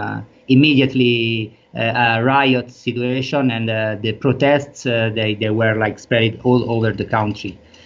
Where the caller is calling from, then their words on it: Rome, Lazio, Italy; English is a second language; I'm speaking from Rome, that is the biggest city in Italy.